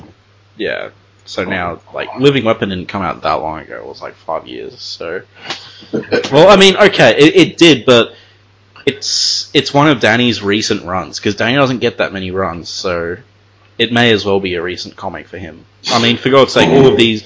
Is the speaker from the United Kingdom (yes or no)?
no; Australia; as an Australian